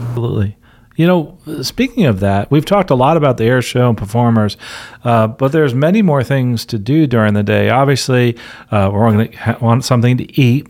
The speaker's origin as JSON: {"language": "English", "town": "Philadelphia", "region": "Pennsylvania", "country": "United States", "tie": "born or raised there", "said": "Denise and I are both from Philadelphia. I was born in the Philadelphia Naval Hospital"}